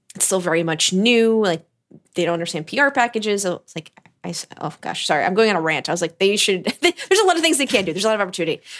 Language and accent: English; United States; also born or lived in Florida; growing up in America